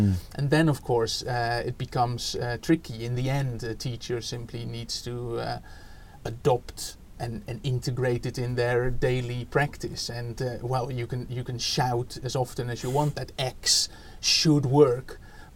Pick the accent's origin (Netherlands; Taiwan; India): Netherlands; English is a second language; moved away as an adult; now in United Kingdom; you can already hear from my accent, I'm not from here. So I was born in the Netherlands and was a secondary school teacher there in mathematics